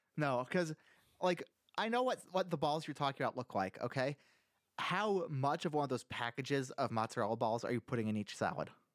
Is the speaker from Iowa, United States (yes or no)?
yes; Iowa, United States; I'm from Iowa